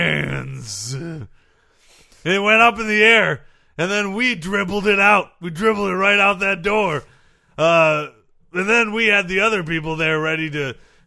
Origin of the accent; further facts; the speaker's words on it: United States; Because I'm from America.